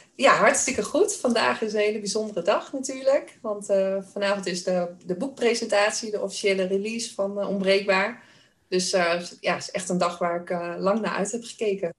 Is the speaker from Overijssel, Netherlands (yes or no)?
no; Weel, Achterhoek, near Doetinchem, Gelderland, Netherlands; accent: Achterhoek; Ik kom uit het dorpje Weel in de Achterhoek. Kan je misschien ook wel een beetje horen aan mijn accent. dat ligt vlakbij Doetinchem. En eh, ik ben opgegroeid eh, op een boerderij.